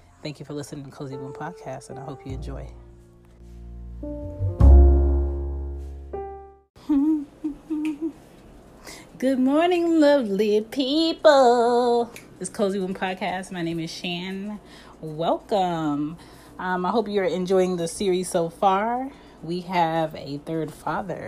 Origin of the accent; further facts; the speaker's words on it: Philadelphia, Pennsylvania, United States; I'm from Philly